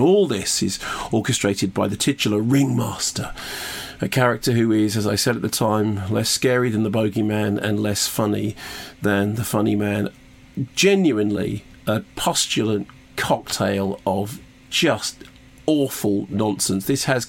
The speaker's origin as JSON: {"language": "English", "region": "Wales", "country": "United Kingdom", "said": "obviously, because I'm Welsh, he asked me every single question he possibly could about the accent, everything, every detail."}